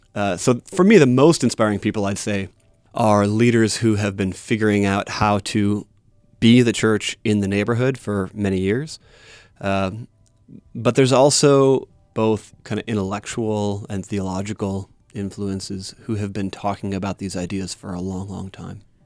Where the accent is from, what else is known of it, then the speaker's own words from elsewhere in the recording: Wisconsin, United States; moved away; I grew up in Wisconsin